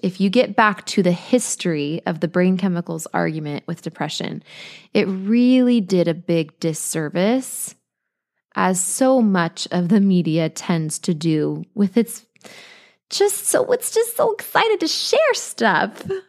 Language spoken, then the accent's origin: English; Colorado, United States; now in Costa Rica; we're from Colorado, but we're here in Costa Rica